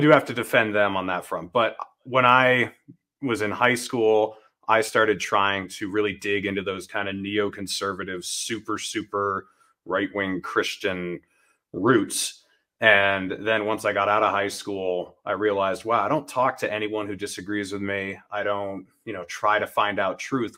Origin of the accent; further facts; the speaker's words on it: New Hampshire, United States; I grew up in New Hampshire